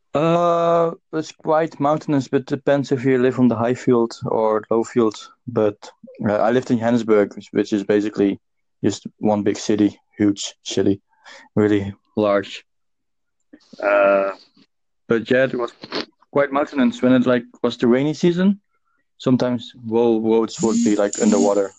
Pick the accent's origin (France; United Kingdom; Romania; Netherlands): Netherlands; now in Dublin, Ireland; I'm from Netherlands, but I live in Dublin.